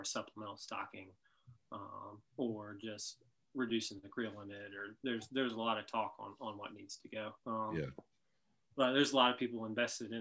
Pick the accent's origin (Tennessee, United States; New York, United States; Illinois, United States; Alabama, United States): Tennessee, United States; Memphis; now in Asheville, United States; I grew up in Memphis